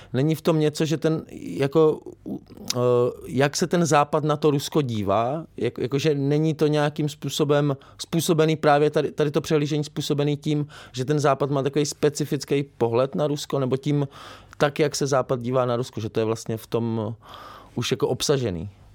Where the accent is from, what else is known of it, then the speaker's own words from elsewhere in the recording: Brno, South Moravian Region, Czechia; já jsem z Brna